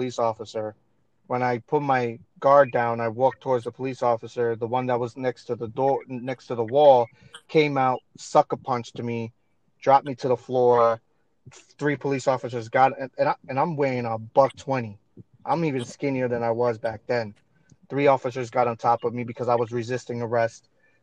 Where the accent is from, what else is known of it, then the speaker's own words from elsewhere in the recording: New York, United States; growing up in New York